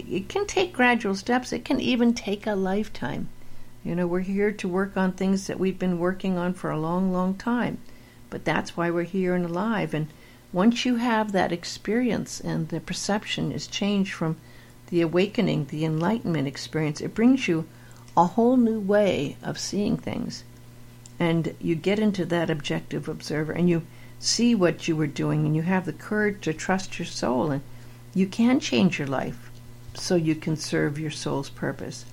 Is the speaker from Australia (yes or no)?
no; Beverly Hills, California, United States; I was raised in Beverly Hills